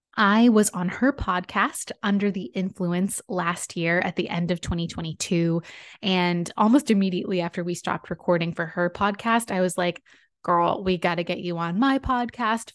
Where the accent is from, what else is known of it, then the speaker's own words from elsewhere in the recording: San Diego, California, United States; It's a creative communications agency out of my hometown, San Diego